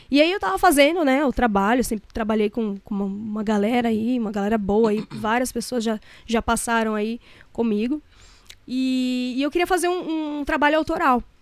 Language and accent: Portuguese; São Paulo, Brazil; Muita gente não sabe que eu sou aqui de, de São Paulo, que eu sou aqui de São Paulo, não, lá de São Paulo, né? Da Zona Leste.